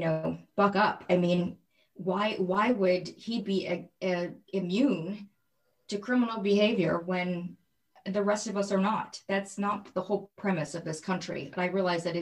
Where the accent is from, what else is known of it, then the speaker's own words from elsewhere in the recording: Michigan, United States; I grew up in Michigan